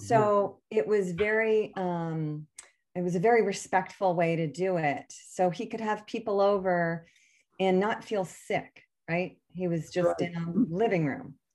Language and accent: English; Connecticut, United States; we grew up in Connecticut